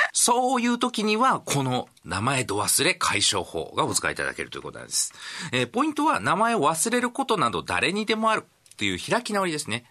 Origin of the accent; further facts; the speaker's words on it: Okayama, Japan; also born or lived in Tenma, Osaka; now in Osaka, Japan; 私岡山出身なんですが天満に住んでもう13年になります